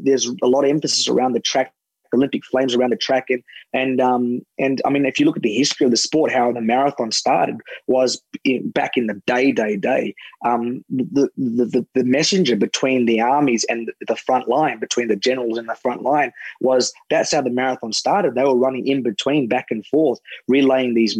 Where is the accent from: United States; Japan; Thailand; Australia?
Australia; as an Australian